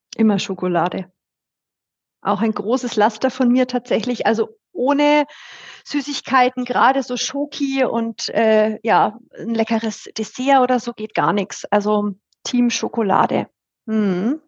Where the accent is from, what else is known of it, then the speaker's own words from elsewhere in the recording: Bayreuth, Bavaria, Germany; accent: Franconian; ich bin auch in der Nähe von Bayreuth aufgewachsen